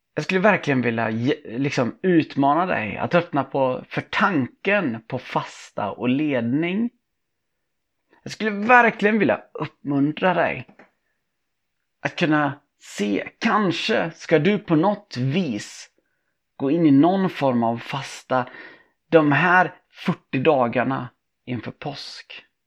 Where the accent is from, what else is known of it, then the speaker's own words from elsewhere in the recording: Tibro, Västra Götaland, Sweden; min uppväxt i Tibro